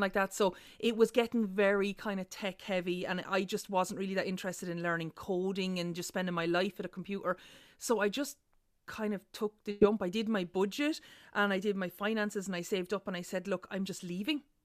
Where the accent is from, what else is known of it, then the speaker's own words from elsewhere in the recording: Ireland; our legacy as Irish people